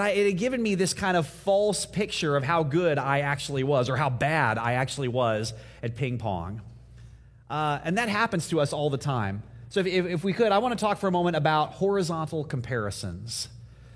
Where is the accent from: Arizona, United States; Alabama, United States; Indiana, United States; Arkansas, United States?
Indiana, United States; moved away; in my house growing up in Indiana